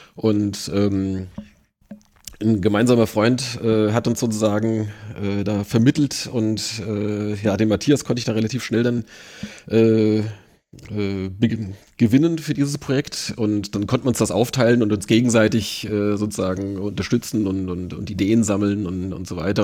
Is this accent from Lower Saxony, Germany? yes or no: no; near Limburg, Hesse, Germany; moved away as an adult; now in Wiesbaden, Germany; aufgewachsen bin ich tatsächlich in der Nähe von Limburg